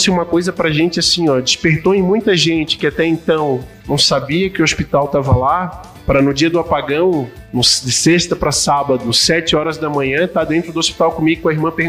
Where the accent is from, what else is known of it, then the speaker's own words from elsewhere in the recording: Florianópolis, Santa Catarina, Brazil; now in Caçador, Brazil; É, eu sou natural de Florianópolis e agora eu sou cidadão caçador caçadorense, eu tô aqui quatro anos